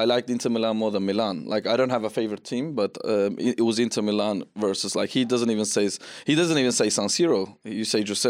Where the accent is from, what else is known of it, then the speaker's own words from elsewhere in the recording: Sydney, New South Wales, Australia; moved away; In Australia, when I grew up in Sydney, they used to call me ….